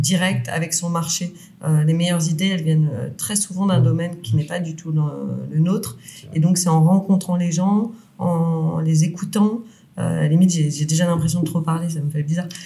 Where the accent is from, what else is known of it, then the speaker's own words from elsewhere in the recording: Lyon, Auvergne-Rhône-Alpes, France; on est lyonnais